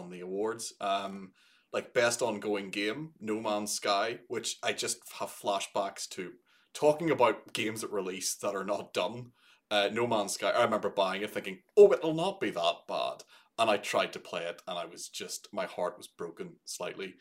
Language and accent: English; Northern Ireland, United Kingdom; my hometown in Northern Ireland